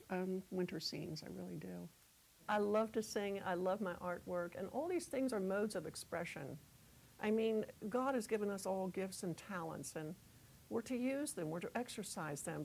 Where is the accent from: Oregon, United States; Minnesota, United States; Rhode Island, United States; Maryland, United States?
Maryland, United States; moved away; I miss the East. I'm from Maryland